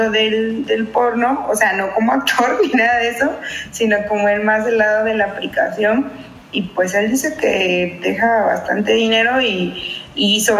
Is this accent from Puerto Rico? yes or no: no; Mexico; now in United States; yo soy de México, pero viene de Estados Unidos. Y mi zona no está, está lejos de Estados Unidos